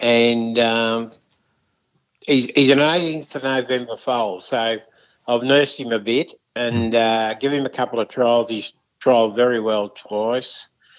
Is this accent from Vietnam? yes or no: no; Maryborough, Queensland, Australia; also born or lived in St George, Queensland; And I was born in Maryborough, and my mum and dad had the pub, and I was there in my early years.